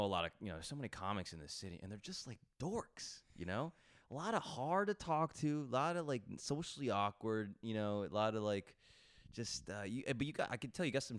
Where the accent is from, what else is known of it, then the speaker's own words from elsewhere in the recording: New York, United States; As a New Yorker, you're like, what the fuck is this?